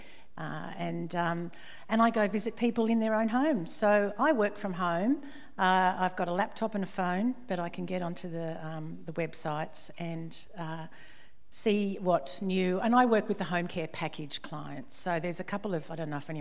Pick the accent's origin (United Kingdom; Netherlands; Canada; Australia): Australia; Sydney, New South Wales; moved away as an adult; also born or lived in Parramatta / Lennox Head; originally I was born in Parramatta, down in Sydney, from Sydney originally, and grew up, my parents built a house at Forestville on the northern beaches in Sydney, and I grew up there